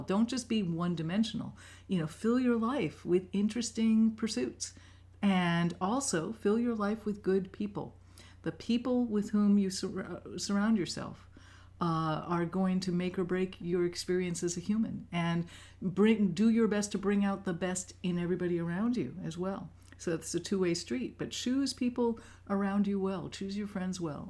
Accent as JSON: {"language": "English", "town": "New York City", "region": "New York", "country": "United States", "tie": "born or raised there", "moved": "yes", "said": "I grew up in New York City, in Manhattan"}